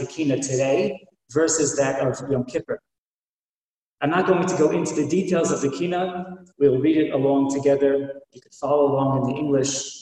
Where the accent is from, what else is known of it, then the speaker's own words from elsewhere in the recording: Silver Spring, Maryland, United States; I grew up in Silver Spring